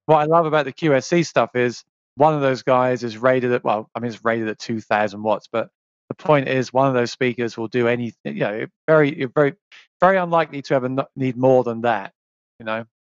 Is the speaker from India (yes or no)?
no; South East England, United Kingdom; moved away as an adult; now in New York, United States; I was born in, in England, in the south, southeast of England, in the countryside